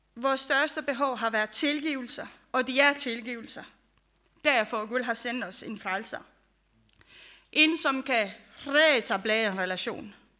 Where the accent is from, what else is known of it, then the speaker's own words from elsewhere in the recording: Romania; now in Denmark; jeg kommer fra Rumænien, for dem, som I kender. Øh, jeg har også opvokset under det, øh, Ceausescu